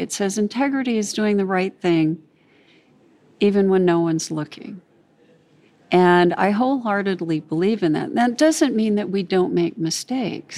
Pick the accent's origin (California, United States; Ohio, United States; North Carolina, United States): California, United States; I grew up in California